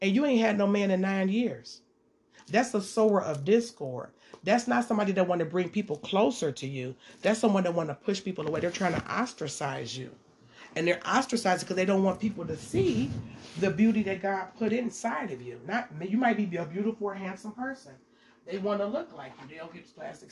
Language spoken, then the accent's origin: English; Detroit, Michigan, United States; I'm from Detroit